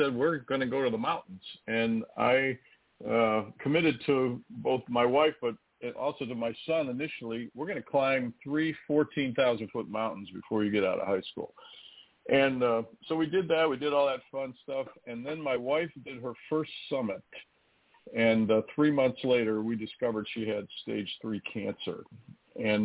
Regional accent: Michigan, United States; moved away as an adult; also born or lived in Illinois / Austin, Texas; now in Indianapolis, United States; I grew up in Michigan

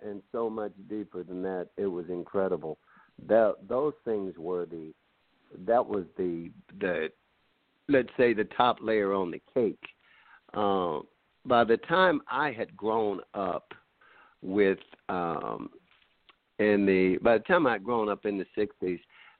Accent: Mississippi, United States; Growing up in Mississippi

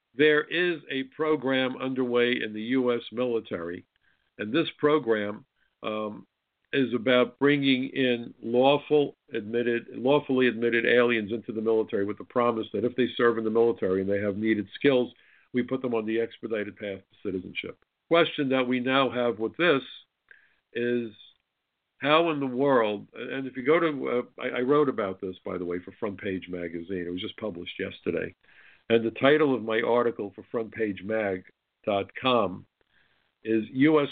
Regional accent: New York, United States; I'm a New Yorker

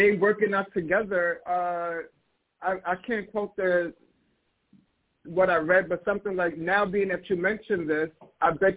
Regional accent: New York, United States; I'm from New York

